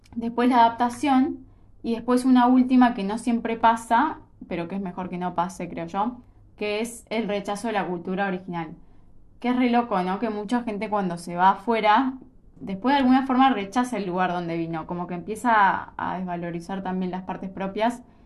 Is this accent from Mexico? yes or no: no; Argentina; nosotros somos, como un país eh, re tercer mundo